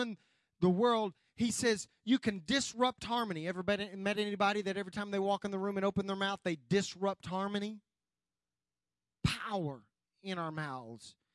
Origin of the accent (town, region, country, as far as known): United States